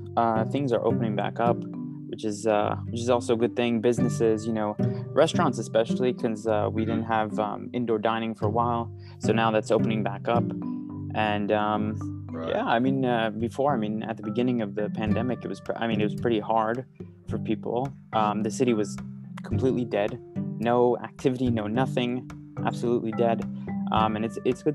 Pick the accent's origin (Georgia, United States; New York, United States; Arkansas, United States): New York, United States; New York City; I grew up in New York, born and raised in Manhattan, straight in the middle of the city